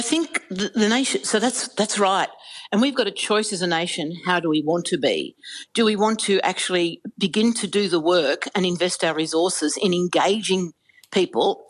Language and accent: English; Australia; enormous pride and patriotism in being an Australian